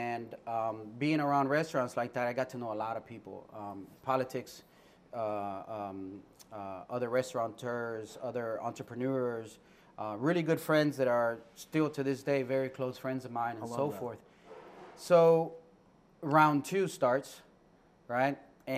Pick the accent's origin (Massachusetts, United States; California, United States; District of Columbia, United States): District of Columbia, United States; Washington; And growing up in Washington, D.C., I had the privilege of working with entrepreneurs.